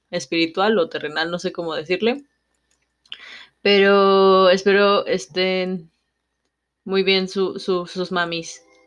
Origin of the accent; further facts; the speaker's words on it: Mexico; no soy de ahí, que soy, vamos a decirlo, de provincia